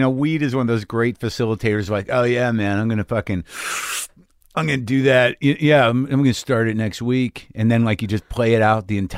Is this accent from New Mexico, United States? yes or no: yes; New Mexico, United States; well, I grew up in New Mexico, yeah.